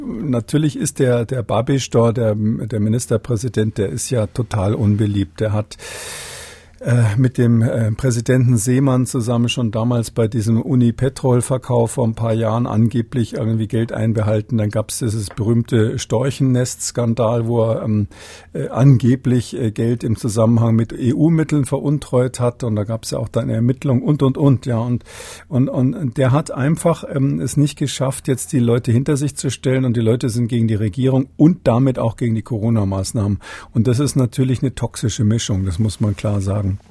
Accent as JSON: {"language": "German", "region": "Bavaria", "country": "Germany", "said": "als Bayer"}